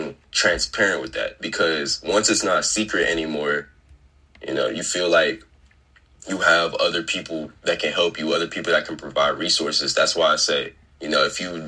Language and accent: English; Fort Worth, Texas, United States; I'm from Fort Worth. I'm from Fort Worth. Grew up southeast Fort Worth